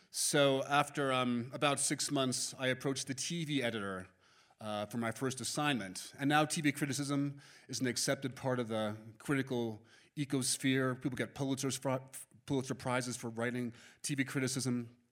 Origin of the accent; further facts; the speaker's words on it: New York City, New York, United States; I was born and raised in Manhattan